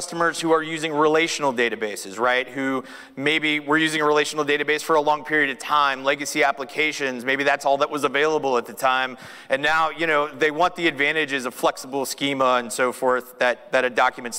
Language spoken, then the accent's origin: English; Austin, Texas, United States; I'm from Austin, Texas